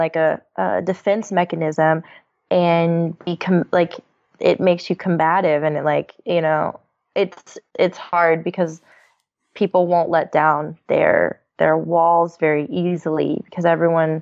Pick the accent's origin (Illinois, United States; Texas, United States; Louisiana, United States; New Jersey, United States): Texas, United States; now in California, United States; I'm from Texas